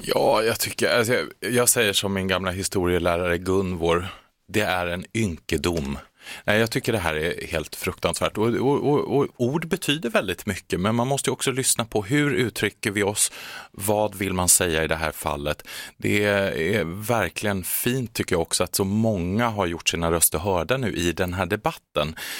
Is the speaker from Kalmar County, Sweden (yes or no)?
yes; Kalmar, Kalmar County, Sweden; moved away; jag kommer ju från Kalmar från början, jag är född och uppvuxen där